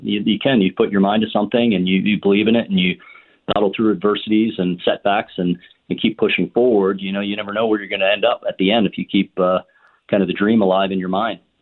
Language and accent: English; Ontario, Canada; growing up in Ontario and playing hockey